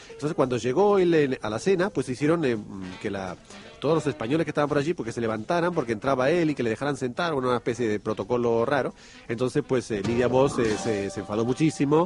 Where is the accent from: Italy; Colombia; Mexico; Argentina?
Argentina; moved away; en mi país